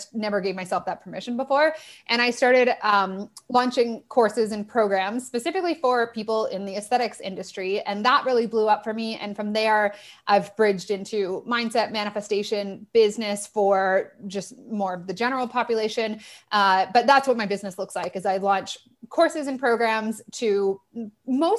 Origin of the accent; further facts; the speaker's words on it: Toronto, Ontario, Canada; moved away as an adult; also born or lived in Australia; I'm from Toronto